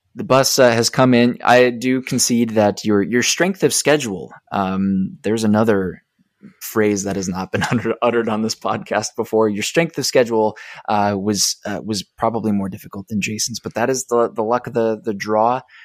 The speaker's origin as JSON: {"language": "English", "town": "Rochester", "region": "Minnesota", "country": "United States", "tie": "born or raised there", "moved": "yes", "said": "my hometown"}